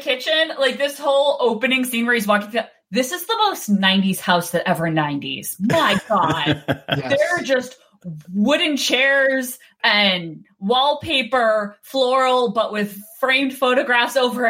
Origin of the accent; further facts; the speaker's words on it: outside of New York City, United States; I grew up outside of New York City.